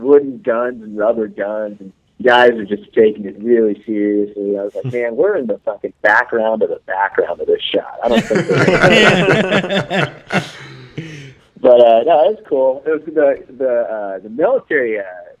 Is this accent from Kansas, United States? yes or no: yes; Central Kansas, United States; moved away; I'm actually from Central Kansas